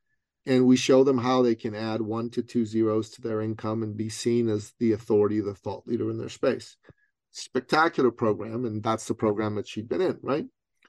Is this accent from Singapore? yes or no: no; Toronto, Ontario, Canada; Now, she's from Ottawa. I'm from Toronto. 5 hours apart driving distance.